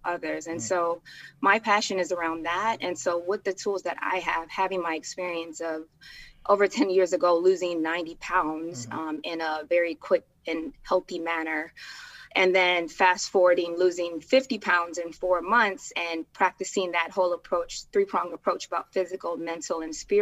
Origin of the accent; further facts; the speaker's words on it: Chicago, Illinois, United States; I was born in Chicago